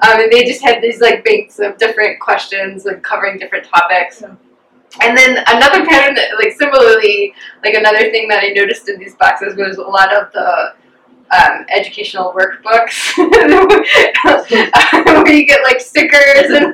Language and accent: English; Chicago, Illinois, United States; born or raised there; also born or lived in Dallas, Texas, United States